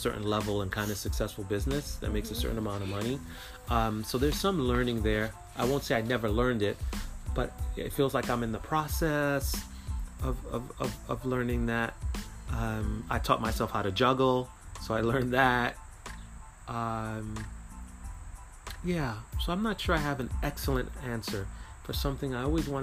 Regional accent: New York City, New York, United States; moved away; I'm from Brooklyn, New York, where I didn't need a car

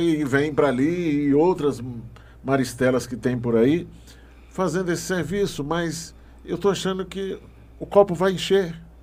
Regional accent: Barra do Corda, Maranhão, Brazil; now in Brasília, Brazil; Lá no Maranhão, eu sou do Maranhão, lá na, uhum. na, na cidade de Barra do Corda

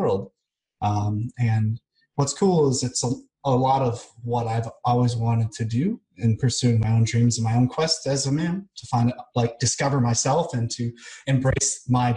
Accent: United States; moved away as an adult; also born or lived in Kansas City, Missouri / Vancouver, Washington; now in Belgrade, Serbia; I'm definitely American

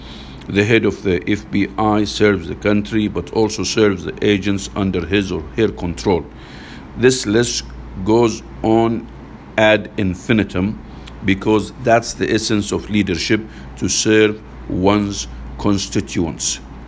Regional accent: Massachusetts, United States; It is a tradition in my home state. It's a tradition in my home state of Massachusetts

